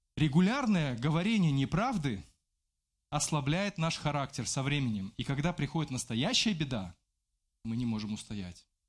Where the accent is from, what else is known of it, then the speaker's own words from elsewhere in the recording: Belarus; я белорус